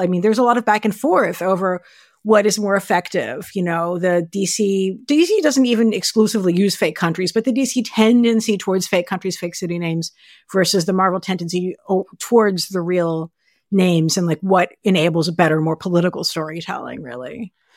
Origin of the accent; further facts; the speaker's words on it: United States; we're American